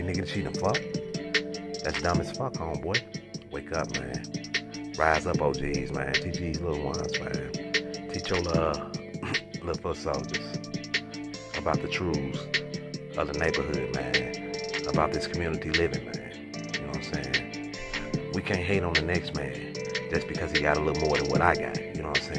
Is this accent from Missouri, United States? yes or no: yes; St. Louis, Missouri, United States; born and raised in the Academy Courts, Westside St. Louis.